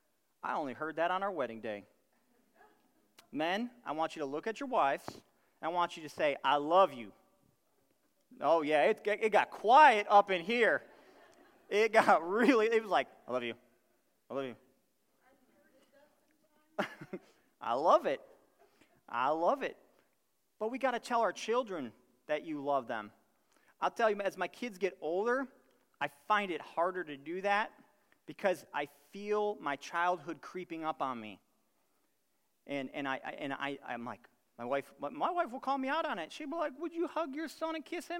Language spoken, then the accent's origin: English; Buffalo, New York, United States; I'm from Buffalo, New York.